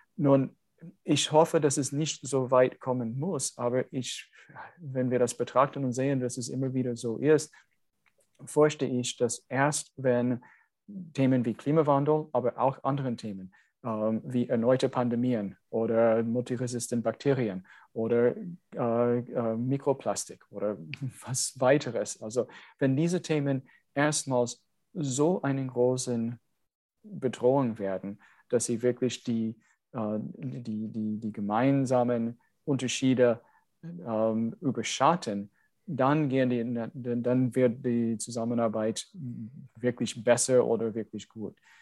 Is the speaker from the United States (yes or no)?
yes; United States; German is a second language; now in Germany; ich als Amerikaner